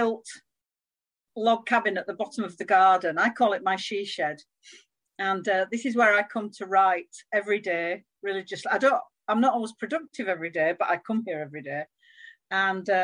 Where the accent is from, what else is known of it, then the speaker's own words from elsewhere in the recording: Yorkshire and the Humber, United Kingdom; moved away as an adult; now in Cheshire, United Kingdom; I'm a Yorkshire girl, born and bred